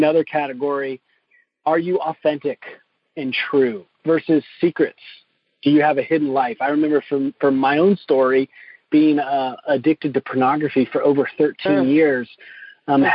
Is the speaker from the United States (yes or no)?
yes; the South, United States; my own upbringing growing up in the South in a Southern Baptist church